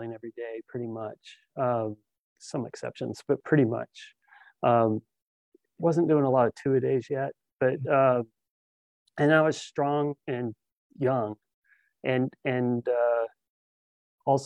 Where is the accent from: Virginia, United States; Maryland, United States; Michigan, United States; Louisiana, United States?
Virginia, United States; Fairfax; I grew up in Fairfax